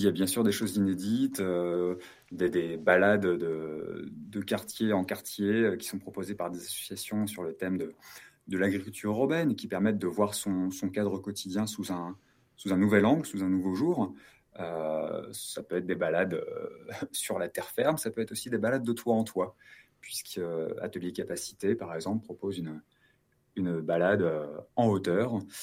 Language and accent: French; Lyon, Auvergne-Rhône-Alpes, France; Chez nous à Lyon, c'est de vendredi soir à dimanche soir